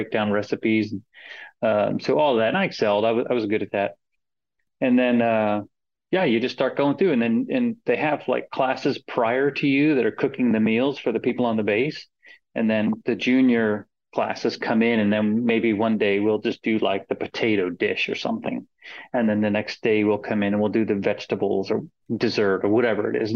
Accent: Florida, United States; moved away as an adult; I grew up in Florida

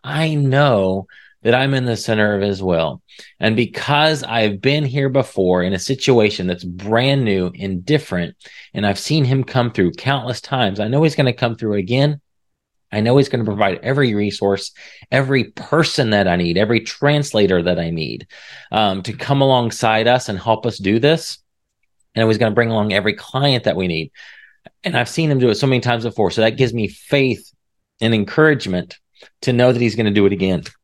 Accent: Indiana, United States; moved away as an adult; now in Texas, United States; I was from Indiana

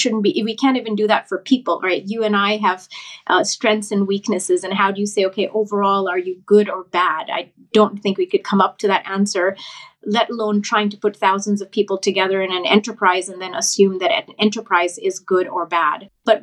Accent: Thailand; moved away as an adult; also born or lived in India; now in United States; because I grew up in Thailand and India, half and half. And then I came to the US for my undergraduate degree.

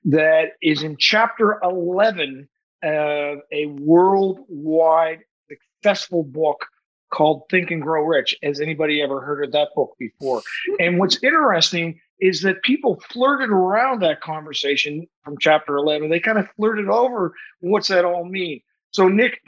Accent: Saint John, New Brunswick, Canada; based out of St. John, New Brunswick, my hometown.

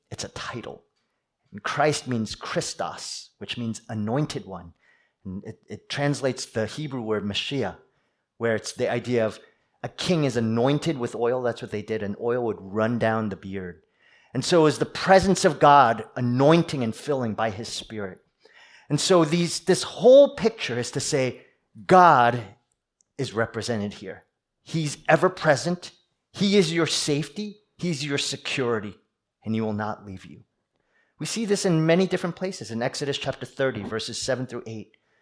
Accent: East Coast, United States; moved away; I'm from the East Coast. We East Coasters

